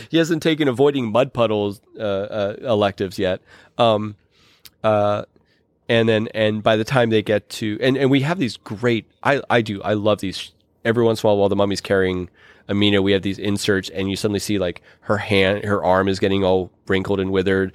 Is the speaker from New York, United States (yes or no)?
no; Pittsburgh, Pennsylvania, United States; I'm from Pittsburgh